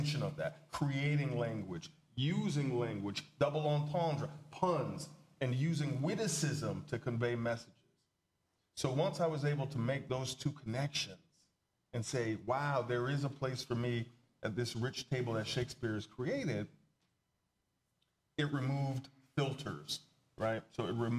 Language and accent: English; the South, United States; I grew up in the South. I was, a young black man growing up in the South